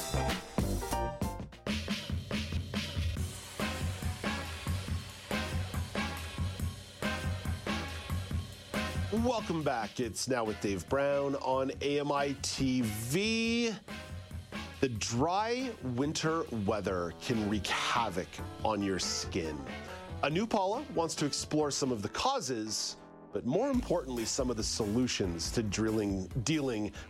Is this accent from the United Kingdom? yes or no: no; Montreal, Quebec, Canada; also born or lived in Ottawa; now in Southern Ontario, Canada; I grew up in Montreal